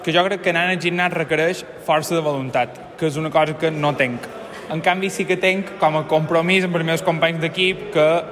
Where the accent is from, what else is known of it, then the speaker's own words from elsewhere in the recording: Mallorca, Balearic Islands, Spain; sóc periodista, sóc de Mallorca